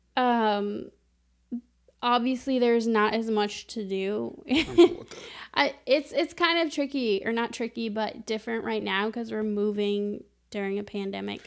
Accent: New Mexico, United States; moved away as an adult; now in Chicago, United States; we're moving back to my hometown where I was born and raised

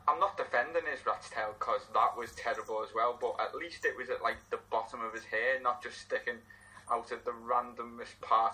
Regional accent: England, United Kingdom; as an English person

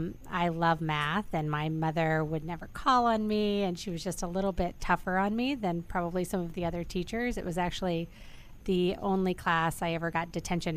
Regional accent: Missouri, United States; moved away; I'm originally from Missouri. I grew up on a farm in the middle of Missouri with four brothers, a sister. My dad had corn, soybean, cows. We had a couple of every animal. We called it Noah's Ark.

